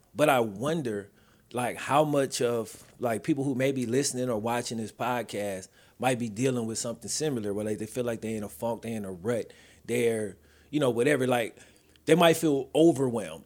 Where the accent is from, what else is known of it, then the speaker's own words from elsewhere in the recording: the South, United States; also born or lived in Mississippi / Louisiana; now in Texas, United States; I'm from the South